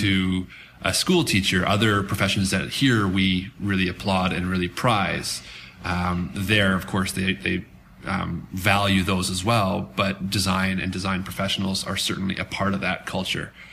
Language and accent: English; Canada; as a Canadian